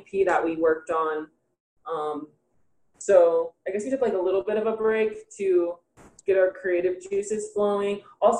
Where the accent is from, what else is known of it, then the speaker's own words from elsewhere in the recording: Broward County, Florida, United States; moved away as an adult; now in Los Angeles, United States; I had just moved out to Los Angeles because I'm actually from Florida too.